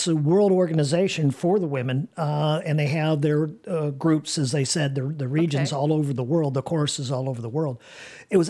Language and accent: English; St. Louis, Missouri, United States; moved away; I'm from St. Louis